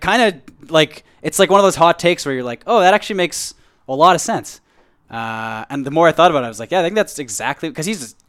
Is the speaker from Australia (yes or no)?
no; Canada; I kind of have, like, the frog voice, too, so. I'm like a Canadian fucking freak.